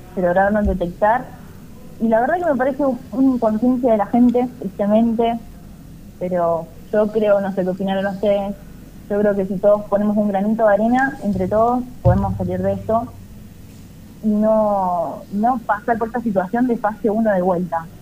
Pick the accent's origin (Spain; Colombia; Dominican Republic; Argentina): Argentina; somos los argentinos